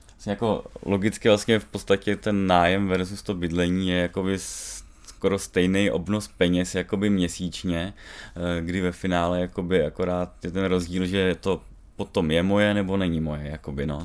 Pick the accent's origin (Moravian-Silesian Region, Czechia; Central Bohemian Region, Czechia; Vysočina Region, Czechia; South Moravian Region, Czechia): Central Bohemian Region, Czechia; Čechtice; Já jsem z Čechtic vyloženě, uh, eh, tady jsem vlastně vyrůstal